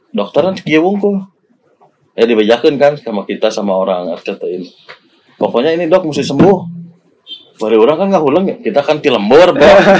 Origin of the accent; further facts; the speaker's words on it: Ciamis, West Java, Indonesia; kita dari Ciamis Jawa Barat